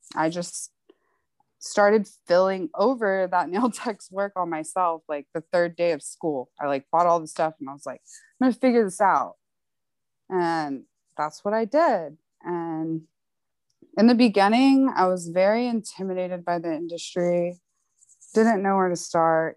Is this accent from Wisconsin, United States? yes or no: no; McAllen, Texas, United States; moved away as an adult; also born or lived in South Padre Island, Texas / Houston, Texas; now in Austin, United States; I'm actually from McAllen in South Padre Island. I spent my school years in McAllen and then the summers in South Padre